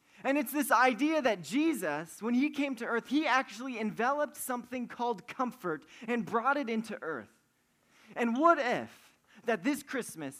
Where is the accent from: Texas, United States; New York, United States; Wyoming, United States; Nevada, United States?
Wyoming, United States; moved away; I'm from Wyoming